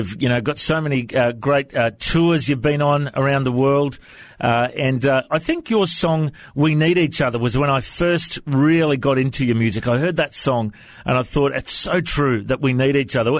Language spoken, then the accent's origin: English; Australia; have you ever chatted to many people from Australia before? Is my accent okay?